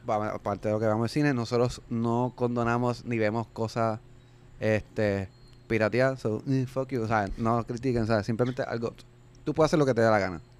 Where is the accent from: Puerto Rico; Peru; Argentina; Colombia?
Puerto Rico; aquí en Puerto Rico, pues, y como somos pues territorio americano